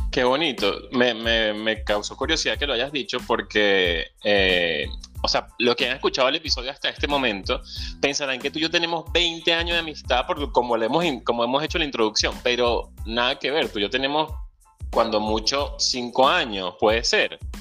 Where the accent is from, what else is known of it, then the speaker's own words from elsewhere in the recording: Venezuela; moved away; soy venezolano, soñador, ciudadano del mundo, emigrante y venezolano